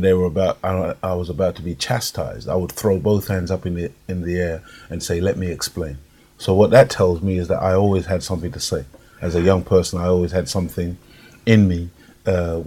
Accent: Jamaica; accent: Jamaican; now in United Kingdom; when I was growing up in Jamaica

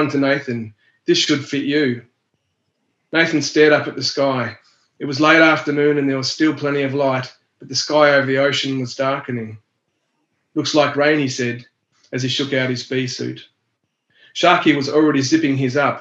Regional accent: Tasmania, Australia; I'm from the Palawar or Pakana mob from Lutruwita, which is Tasmania. I live in Launceston

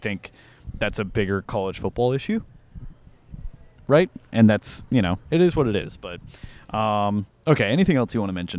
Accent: Tennessee, United States; I grew up in Tennessee in the 90s.

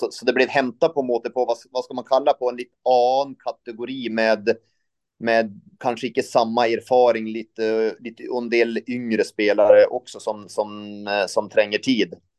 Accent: northern Sweden, Sweden; now in Norway; jag kom från norra Sverige så jag är vant, vant med lite där.

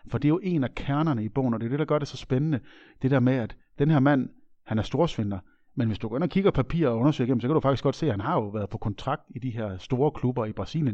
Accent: Aabenraa, Southern Denmark, Denmark; born or raised there

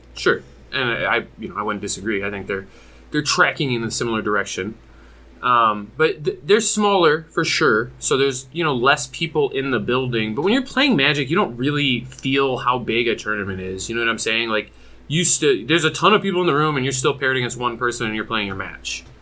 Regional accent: Michigan, United States; I'm from Michigan

